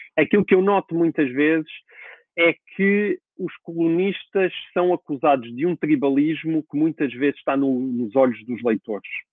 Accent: Portugal; eu quero como português

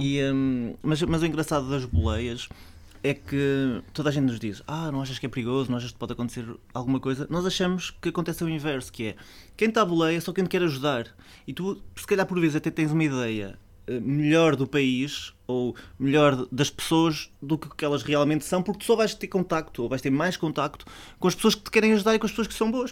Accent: Portugal; eu sou português

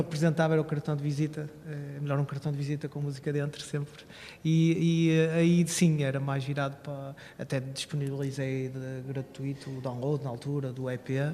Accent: Barcelos, Norte, Portugal; now in Braga, Portugal; sou natural de Barcelos, que é pertíssimo de Braga

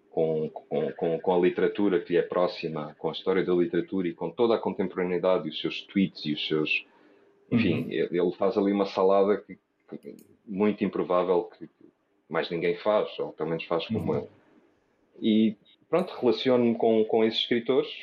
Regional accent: Portugal; sou português

